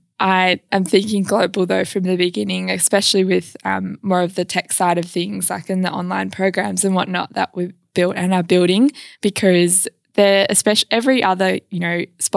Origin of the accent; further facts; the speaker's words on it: Gooseberry Hill, Western Australia, Australia; Yes, I am. Yep. Yes, I am from Gooseberry Hill of all places.